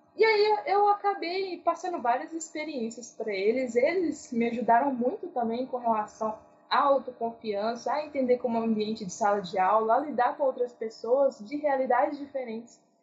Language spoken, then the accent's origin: Portuguese; Ibirité, Minas Gerais, Brazil; eu sou né, de Birité, Minas Gerais